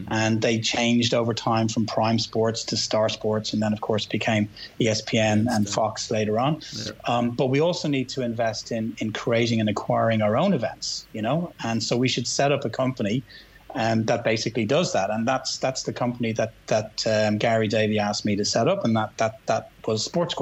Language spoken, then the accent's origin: English; Ireland; moved away as an adult; also born or lived in Switzerland; now in Hong Kong; as you do in Ireland, as young Irish guys